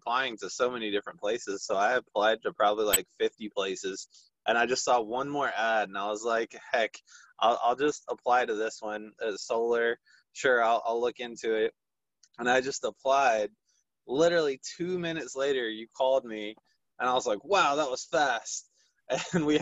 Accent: Fuquay-Varina, North Carolina, United States; I'm born and raised in Fuquay, Varina, North Carolina. I still live at home

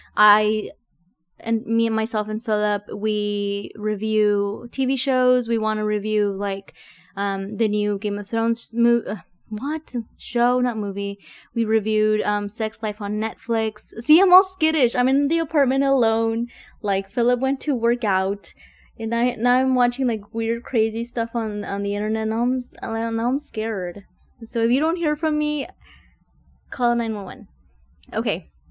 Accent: Texas, United States; I'm from Texas

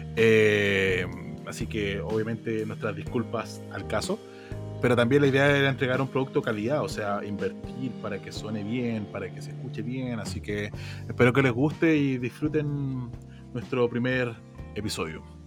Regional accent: Santiago, Santiago Metropolitan Region, Chile; Soy de Santiago

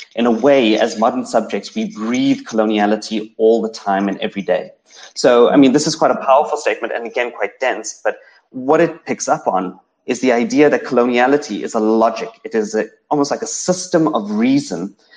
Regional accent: South Africa; first language English; as a South African Indian growing up in South Africa, um, my accent, my the the fact that I speak standard English, that I that I am a monolingual English speaker

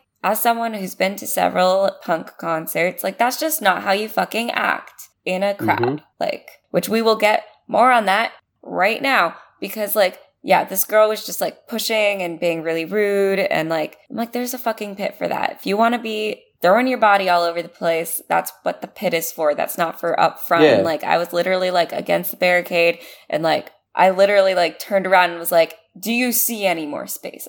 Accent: United States; it's because I'm American.

